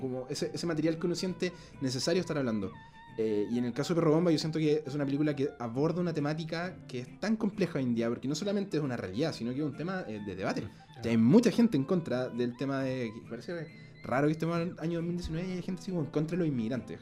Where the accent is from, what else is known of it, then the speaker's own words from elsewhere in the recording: Concepción, Biobío, Chile; moved away; en mi ciudad de Concepción